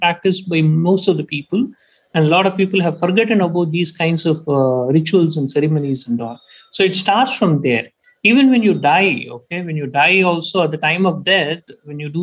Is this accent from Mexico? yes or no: no; Tamil Nadu, India; my hometown, is in Tamil Nadu state. So in my hometown, I was born and brought up in a village